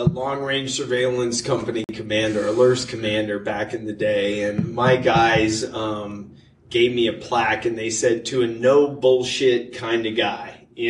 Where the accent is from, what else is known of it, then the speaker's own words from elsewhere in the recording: Germany; born there; My mom's German. My dad was in the military. Mm-hmm. I was born in Germany, raised all over the world.